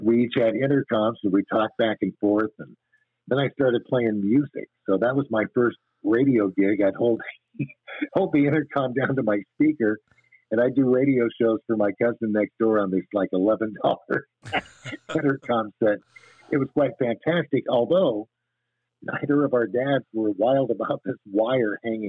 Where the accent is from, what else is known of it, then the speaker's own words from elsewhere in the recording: Raymond, Washington, United States; when I grew up in Raymond, the population was right around 2,300